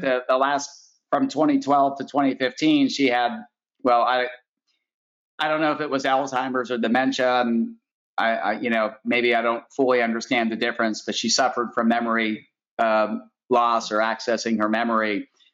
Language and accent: English; Pittsburgh, Pennsylvania, United States; I grew up in Pittsburgh